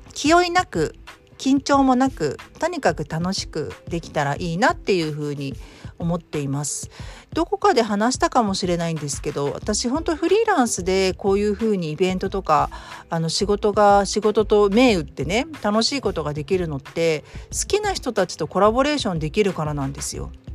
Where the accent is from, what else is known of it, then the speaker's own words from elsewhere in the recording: Kanto, Japan; moved away as an adult; now in Kansai, Japan; 私も関東出身